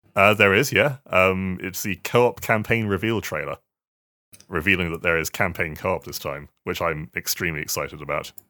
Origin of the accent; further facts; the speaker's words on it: Swindon, South West England, United Kingdom; moved away; I'm from Swindon